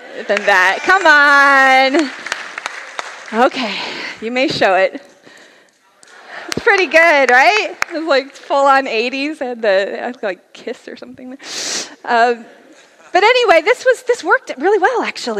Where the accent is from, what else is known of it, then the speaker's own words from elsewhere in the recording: Layton, Utah, United States; now in California, United States; I actually grew up in Utah. Here's a picture of my hometown, Layton, Utah